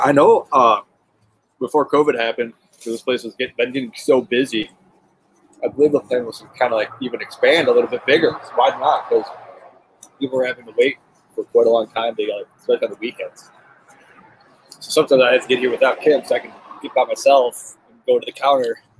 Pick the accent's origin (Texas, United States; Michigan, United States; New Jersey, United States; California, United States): Michigan, United States; Lincoln Park; I grew up in Lincoln Park